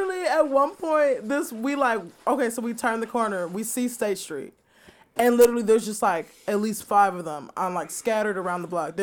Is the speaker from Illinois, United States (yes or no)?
yes; Chicago, Illinois, United States; we're from the Chicago area.